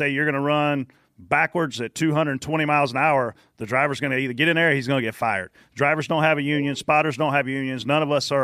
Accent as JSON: {"language": "English", "town": "Pageland", "region": "South Carolina", "country": "United States", "tie": "born or raised there", "said": "I grew up in Pageland, South Carolina"}